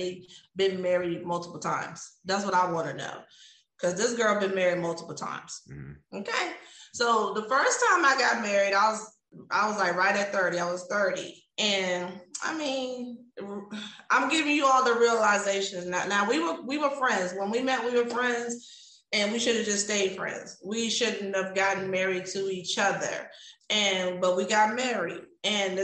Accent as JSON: {"language": "English", "town": "Virginia Beach", "region": "Virginia", "country": "United States", "tie": "born or raised there", "moved": "as an adult", "lives_now": "Houston, United States", "said": "I grew up in Virginia Beach, Virginia"}